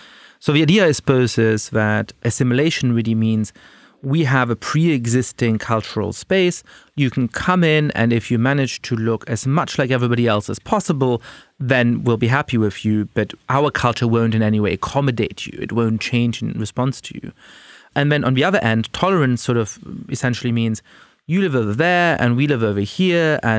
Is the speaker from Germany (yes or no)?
yes; Germany; So I grew up in Germany with Jewish ancestors, and for various reasons never quite felt very at home in Germany, in part because I was an immigrant, my parents come from Poland